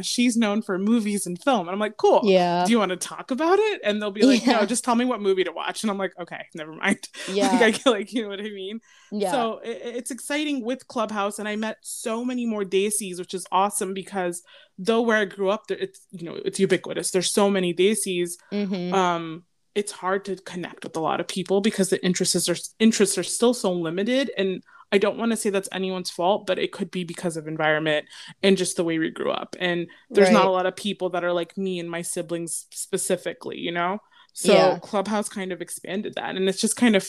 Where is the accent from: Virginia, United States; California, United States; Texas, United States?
Virginia, United States; Northern; I grew up in Northern Virginia